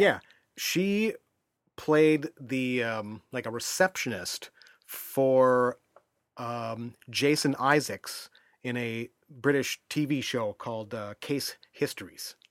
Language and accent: English; United States; as an American